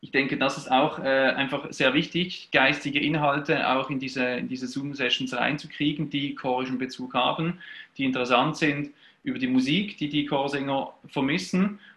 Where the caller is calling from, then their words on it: Basel, Northwestern Switzerland, Switzerland; Ich bin äh, aus der Schweiz dabei. Ich bin äh, Präsident des äh, Verbands Chorleitung Nordwestschweiz. Das ist die Region Basel, ähm, Grenzgebiet äh, Lörrach äh, in der Nähe von Südbaden und so weiter.